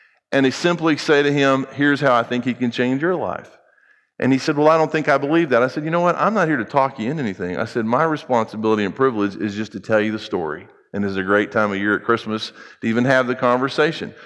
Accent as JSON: {"language": "English", "country": "United States", "said": "I happen to be an American"}